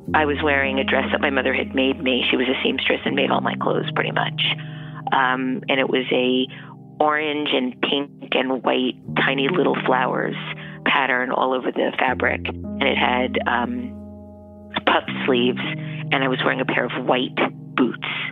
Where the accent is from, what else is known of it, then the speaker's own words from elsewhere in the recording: New York City, New York, United States; also born or lived in Howard Beach, Queens; I'm a native New Yorker. I was born in Brooklyn in 1961